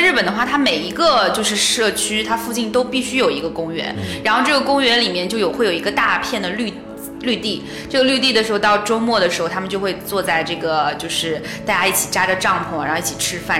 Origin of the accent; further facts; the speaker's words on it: China; 我们是从，呃，中国来的